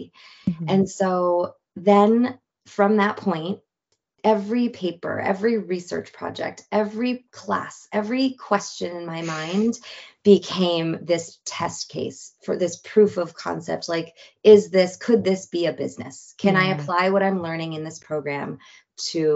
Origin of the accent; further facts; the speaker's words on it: Marin, California, United States; growing up in Marin